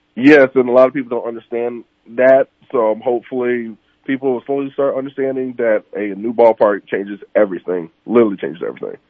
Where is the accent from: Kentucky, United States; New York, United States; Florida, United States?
Florida, United States; Orlando; I'm from Florida, oh, Orlando